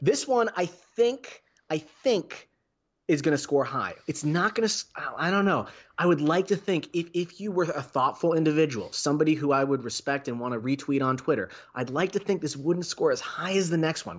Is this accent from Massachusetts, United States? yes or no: yes; Westfield, Massachusetts, United States; moved away; I grew up in Western Mass.